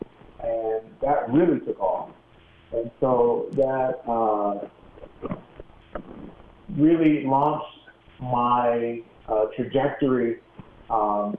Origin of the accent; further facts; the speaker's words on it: Phoenix, Arizona, United States; also born or lived in Baltimore, Maryland; now in Chicago, United States; When I was seven, we moved out to Arizona